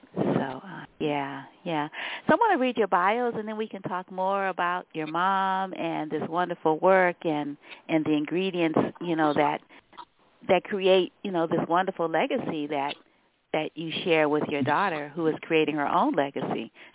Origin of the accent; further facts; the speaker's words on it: New Orleans, Louisiana, United States; I'm a Southerner. I was born in New Orleans